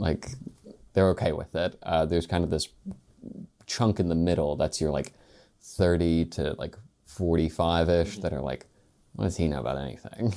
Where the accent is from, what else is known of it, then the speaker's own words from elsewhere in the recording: Spencer, West Virginia, United States; I'm from Spencer, West Virginia, which is in Roane County